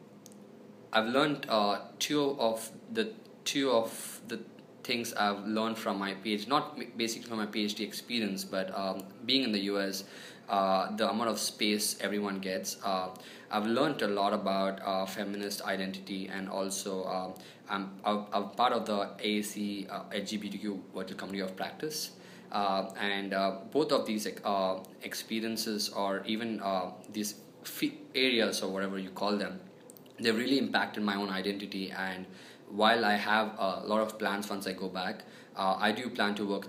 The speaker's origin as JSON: {"language": "English", "town": "Hyderabad", "region": "Telangana", "country": "India", "tie": "born or raised there", "moved": "as an adult", "said": "This institution is located in my hometown, Hyderabad"}